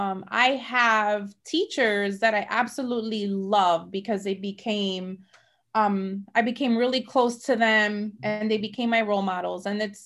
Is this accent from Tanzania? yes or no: no; Mayagüez, Puerto Rico; So I'm from La Isla del Encanto. I'm from Puerto Rico. I was born in Mayagüez, Puerto Rico.